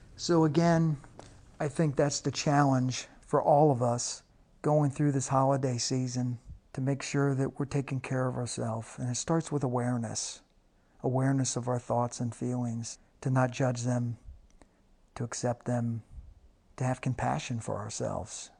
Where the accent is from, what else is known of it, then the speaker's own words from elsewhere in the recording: Cincinnati, Ohio, United States; moved away; where I grew up in the Cincinnati area